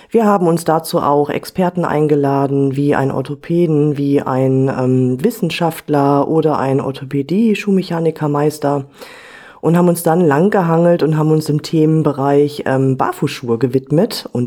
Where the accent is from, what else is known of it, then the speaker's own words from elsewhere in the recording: Werther, North Rhine-Westphalia, Germany; Hallo ihr Lieben … ich bin ebenfalls Fußcoach und komme aus dem schönen Werther in NRW.